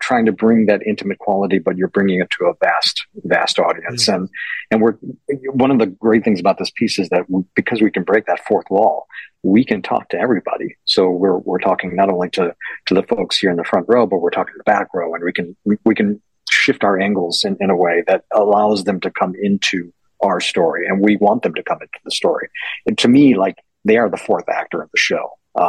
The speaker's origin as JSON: {"language": "English", "town": "Chicago", "region": "Illinois", "country": "United States", "said": "we are from Chicago"}